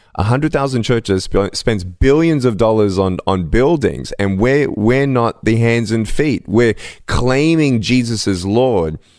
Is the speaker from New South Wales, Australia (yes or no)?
no; Melbourne, Victoria, Australia; I was born in Melbourne, Australia, without limbs